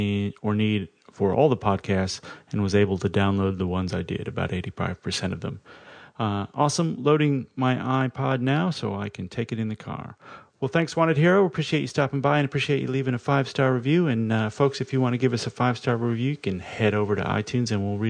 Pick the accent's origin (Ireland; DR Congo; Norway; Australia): Australia; Whoops, I am Australian. I'm as girt by sea as anybody.